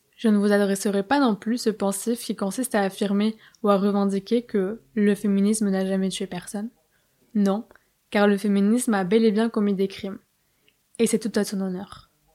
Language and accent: French; Bayonne, Nouvelle-Aquitaine, France; moved away as an adult; also born or lived in Paris; j'étais au lycée à Bayonne